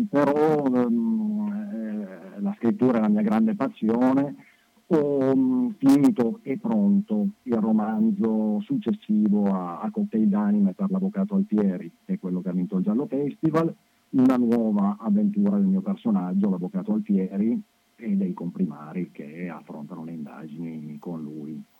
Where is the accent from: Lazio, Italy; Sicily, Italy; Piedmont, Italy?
Piedmont, Italy; Turin; sì, io sono torinese